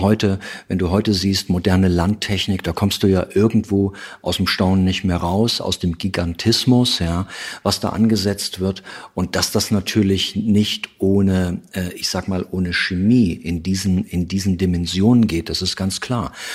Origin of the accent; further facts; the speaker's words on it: East Germany, Germany; ich komme noch aus der Zeit, aus der DDR